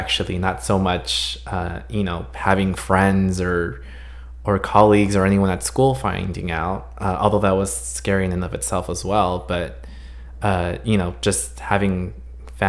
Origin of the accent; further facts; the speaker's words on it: Los Angeles, California, United States; also born or lived in Santa Cruz, California; We obviously live here in Los Angeles